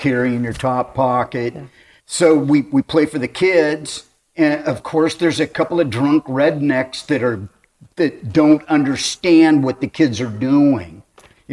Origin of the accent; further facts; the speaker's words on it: Hermosa Beach, California, United States; I grew up in Hermosa, but I live two blocks from where I was born